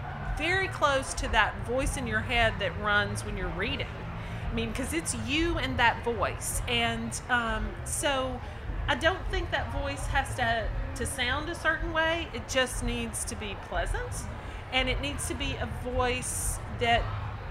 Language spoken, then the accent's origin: English; the South, United States; accent: Southern; we're all from the South, and we sound Southern